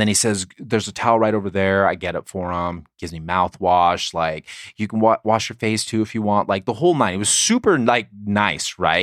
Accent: La Mesa, California, United States; moved away; also born or lived in Provo, Utah; San Diego, my hometown

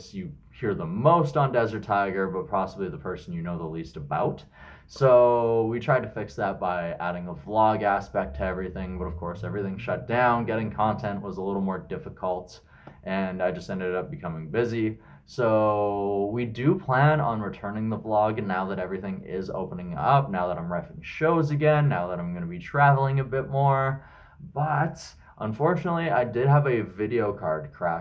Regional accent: Regina, Saskatchewan, Canada; now in Kamloops, Canada; my hometowns, which are Regina, where I'm originally from, and Kamloops, where I currently live

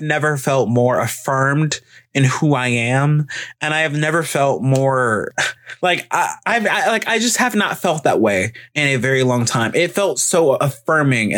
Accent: Alabama, United States; I'm from Alabama.

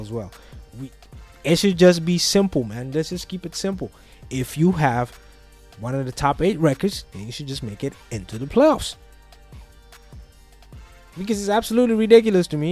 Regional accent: Curaçao; moved away; I grew up in Curaçao. I lived there for many years.

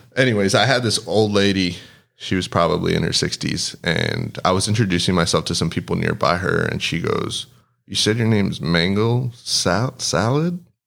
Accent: Del Rio, Texas, United States; born or raised there; first language Spanish; English is a second language

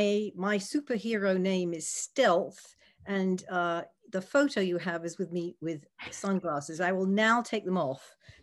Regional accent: United States; also born or lived in United Kingdom; I was trained in the UK. I am American, and in my early career, I decided I wanted to try to work in the US. So I came back

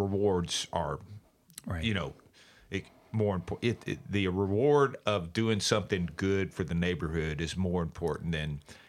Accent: Bowling Green, Kentucky, United States; I'm from Bowling Green.

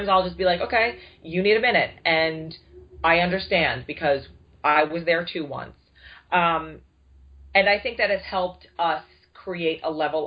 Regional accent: New York, United States; I'm from New York

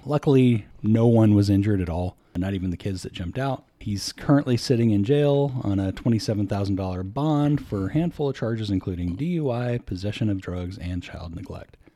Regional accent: Bay Area, California, United States; growing up in the Bay Area, if you drive on the freeway without traffic for ten minutes, you've driven through, like, five towns.

